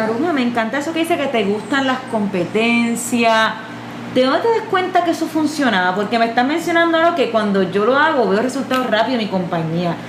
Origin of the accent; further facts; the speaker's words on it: Ponce, Puerto Rico; Yo me crié en ese Ponce